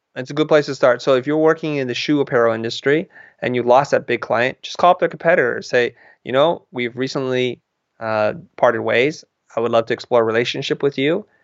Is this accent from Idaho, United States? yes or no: no; San Jose, California, United States; moved away as an adult; now in Los Angeles, United States; I live in Los Angeles, which is a couple hundred miles away from where I grew up in San Jose